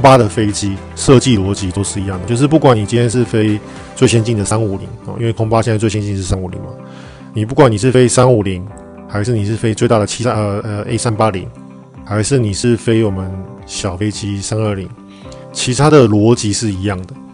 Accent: Taiwan; 我们台湾人真的，因为我们亚洲人比较听话，我们亚洲人真的就是很听话，很乖

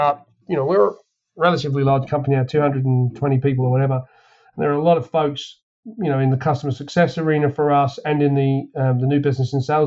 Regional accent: England, United Kingdom; I'm from England

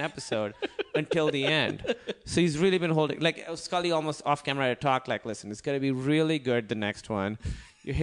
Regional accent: Pakistan; I'm from Pakistan.

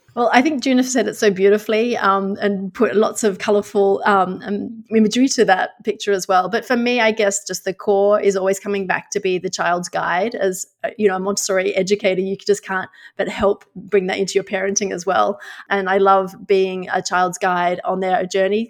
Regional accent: Australia; moved away as an adult; now in Netherlands; I'm actually Australian but live in the Netherlands.

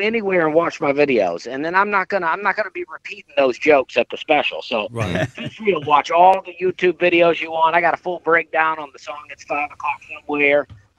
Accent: Alabama, United States; moved away; also born or lived in Knoxville, Tennessee; I grew up in Alabama, I lived in Knoxville, Tennessee

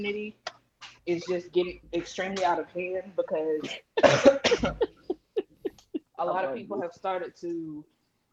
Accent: Mississippi, United States; I'm from Mississippi.

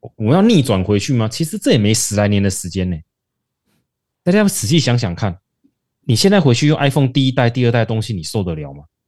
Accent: Taiwan; 我们台湾人努力去做出这种的成果

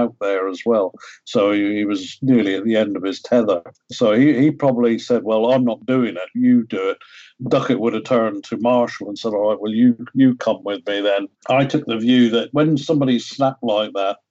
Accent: Ireland; moved away; I'm from Ireland originally.

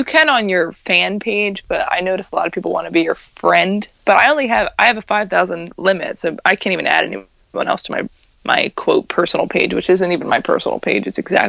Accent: New Jersey, United States; I'm from South Jersey, so it's right down right there.

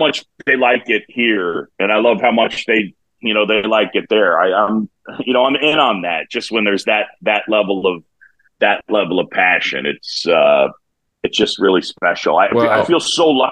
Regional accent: New York City, New York, United States; now in Chicago, United States; I grew up in New York City

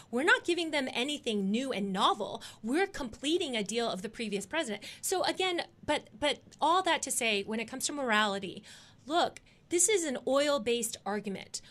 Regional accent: Dallas, Texas, United States; my hometown team, the Dallas Cowboys

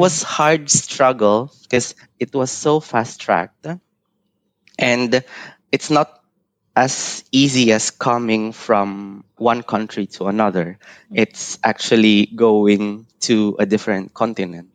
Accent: Isabela, Cagayan Valley, Philippines; moved away as an adult; also born or lived in Manila, Philippines / Singapore; now in Switzerland; I'm originally from the Philippines in the northern part uh, in Isabela. And I grew up there

